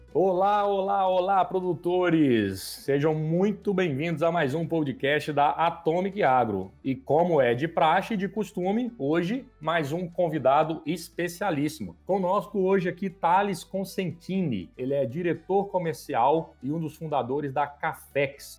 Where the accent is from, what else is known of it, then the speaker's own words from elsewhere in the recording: Pouso Alegre, Minas Gerais, Brazil; eu sou nascido no sul de Minas, né, nasci em Pouso Alegre